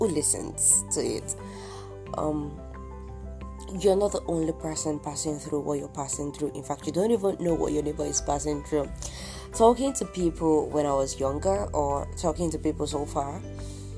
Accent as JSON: {"language": "English", "country": "Nigeria", "tie": "born or raised there", "said": "I'm Nigerian, 100% Yoruba for that matter, I'm Nigerian, 100%, and I've been here all my life."}